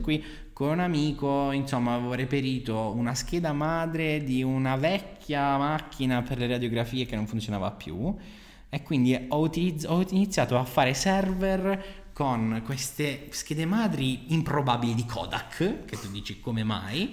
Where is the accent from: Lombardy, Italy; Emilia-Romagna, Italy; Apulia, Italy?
Apulia, Italy; Bari; moved away as an adult; also born or lived in Naples; sono di Bari, mi sono trasferito in un'altra città